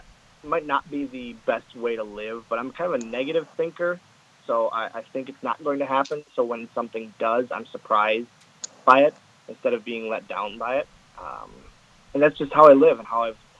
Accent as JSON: {"language": "English", "town": "Oshkosh", "region": "Wisconsin", "country": "United States", "tie": "born or raised there", "said": "that's my hometown, man. I live here right now. I'm in the house in Oshkosh"}